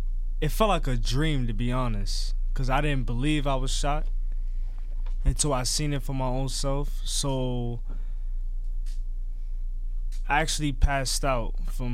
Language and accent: English; New York City, New York, United States; I'm from the Bronx. I live uptown in the Bronx, where there's a lot of homicides, a lot of unsolved murders that go cold. And I hear gunshots every day, every night.